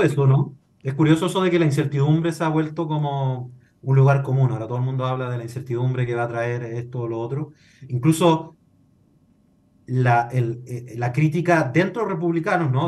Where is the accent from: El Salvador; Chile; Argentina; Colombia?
Chile; lo que somos como chilenos